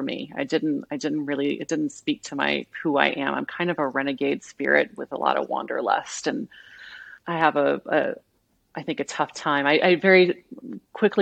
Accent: Southwest Missouri, United States; I grew up in Southwest Missouri

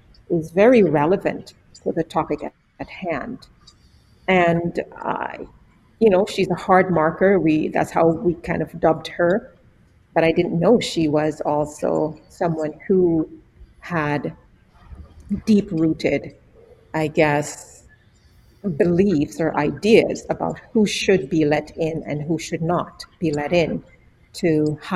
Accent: Jamaica; moved away; born and raised in Jamaica

